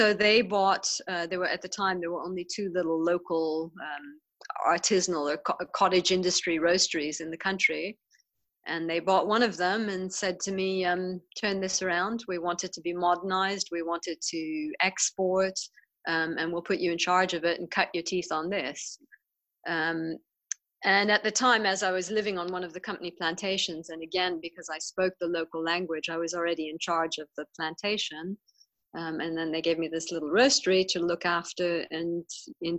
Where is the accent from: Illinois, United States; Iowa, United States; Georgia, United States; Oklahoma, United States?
Illinois, United States; Chicago; born or raised there; moved away as an adult; also born or lived in Germany / Papua New Guinea